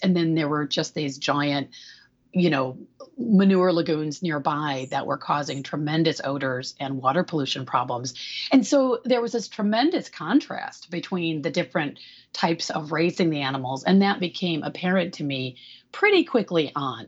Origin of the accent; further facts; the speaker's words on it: Michigan, United States; moved away as an adult; now in California, United States; I'm from Michigan. So we're sort of two Midwesterners